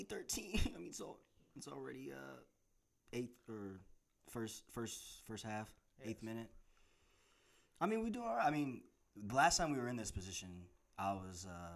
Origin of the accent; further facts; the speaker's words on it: Knoxville, Tennessee, United States; moved away as an adult; now in New York, United States; I'm originally from Tennessee. Lived in New York for about 4 years.